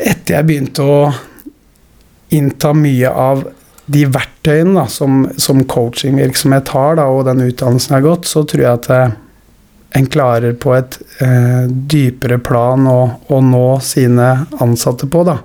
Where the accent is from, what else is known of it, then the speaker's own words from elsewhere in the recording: Skien, Telemark, Norway; Nå er jeg født og oppvokst i Skien